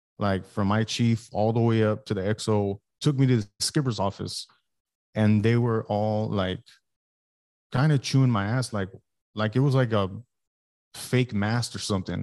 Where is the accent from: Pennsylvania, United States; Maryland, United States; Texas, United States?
Texas, United States; Alice; moved away as an adult; also born or lived in Oak Harbor, Washington; I'm from South Texas. I'm from Alice, Texas